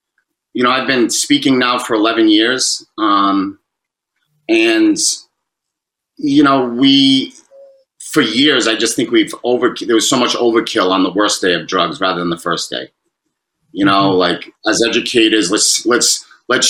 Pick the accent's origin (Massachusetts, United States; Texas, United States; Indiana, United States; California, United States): Massachusetts, United States; Fall River; as a little kid growing up in Fall River